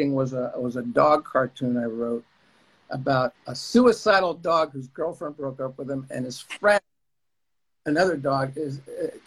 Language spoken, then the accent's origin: English; New Jersey, United States; moved away; I'm from New Jersey.